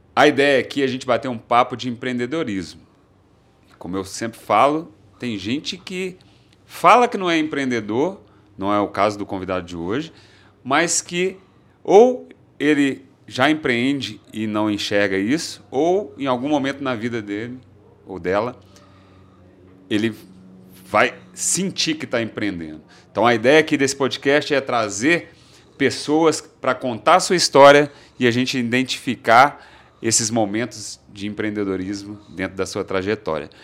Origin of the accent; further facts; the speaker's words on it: Belo Horizonte, Minas Gerais, Brazil; eu, eu sou de Belo Horizonte também